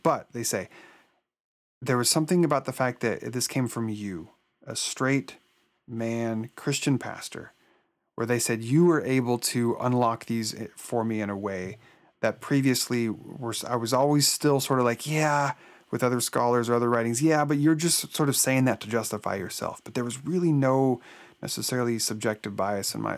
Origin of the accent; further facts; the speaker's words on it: Oregon, United States; I was born and raised in Oregon